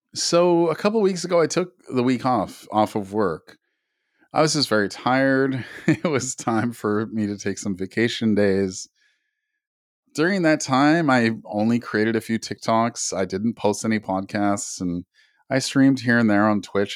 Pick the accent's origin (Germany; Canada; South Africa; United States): Canada; I'm Native Canadian myself